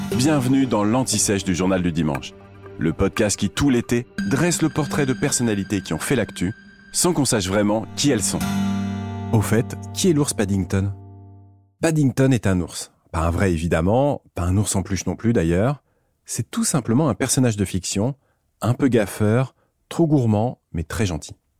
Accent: France; chez nous en France

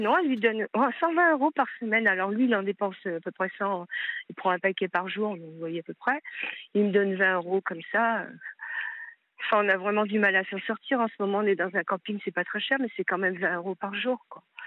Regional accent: Paris, Île-de-France, France; moved away as an adult; also born or lived in Hauts-de-Seine / Lyon, Auvergne-Rhône-Alpes; now in Seine-et-Marne, France; je voulais revenir dans ma ville natale, qui est Paris et où j'ai vécu euh, quand j'étais enfant

